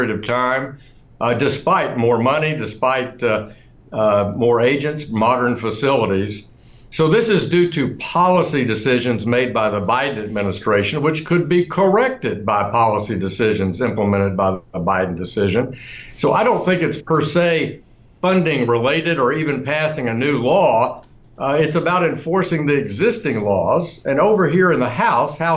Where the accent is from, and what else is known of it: Arkansas, United States